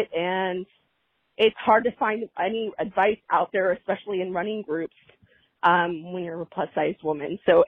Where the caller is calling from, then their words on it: California, United States; from Orange County, California, and I really have a question.